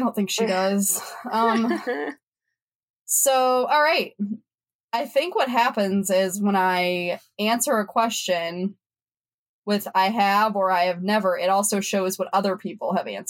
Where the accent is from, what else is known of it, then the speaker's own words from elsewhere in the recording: Ohio, United States; Ohio, my home state